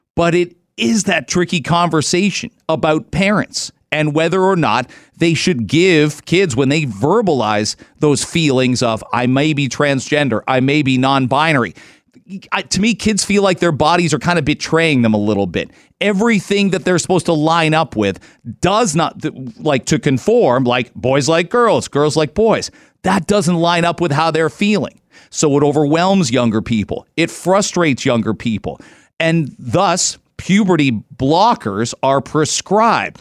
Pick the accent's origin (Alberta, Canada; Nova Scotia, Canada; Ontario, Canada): Ontario, Canada; London; I was a massive Michigan fan growing up in London, Ontario